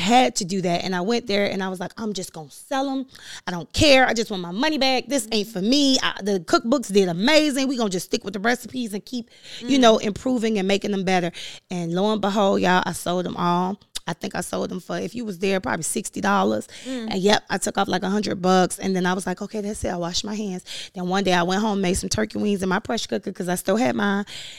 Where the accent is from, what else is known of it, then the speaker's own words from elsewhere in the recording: Overtown, Florida, United States; I'm from Overtown. Let's be clear. The historically Overtown that has been gentrified.